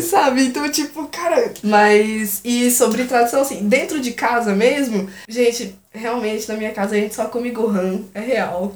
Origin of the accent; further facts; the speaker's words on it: Brazil; eu sou brasileira, sabe? Sempre morei aqui, nunca morei fora